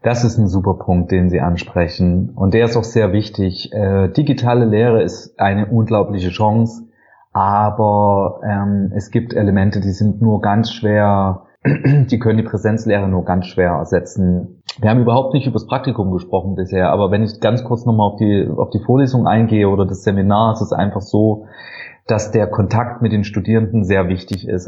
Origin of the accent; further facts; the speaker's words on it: Saxony, Germany; moved away as an adult; also born or lived in Halle an der Saale / Lübeck / Zürich; Ich komme aus Sachsen